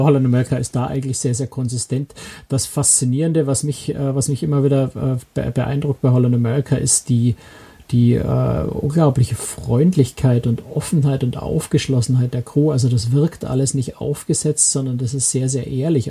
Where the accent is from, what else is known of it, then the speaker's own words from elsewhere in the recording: Germany; als Deutsche